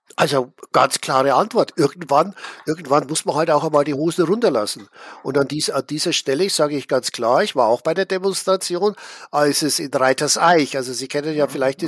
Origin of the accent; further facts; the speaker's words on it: Schwandorf, Bavaria, Germany; Ich bin ja in Schwandorf aufgewachsen, also mitten in der Oberpfalz.